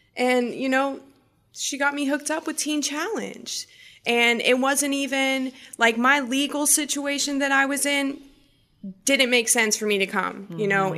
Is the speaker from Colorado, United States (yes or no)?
no; Massachusetts, United States; growing up, I grew up in Massachusetts